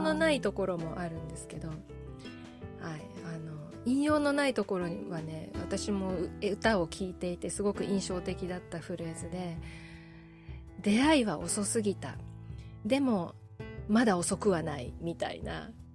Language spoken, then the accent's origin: Japanese; Iwate, Japan; first language Japanese; 岩手出身の中国語発音講師です